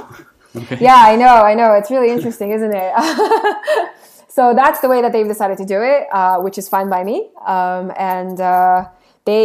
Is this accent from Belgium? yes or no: no; Seoul, South Korea; moved away; I am Korean. I was born in Seoul. My family is still there.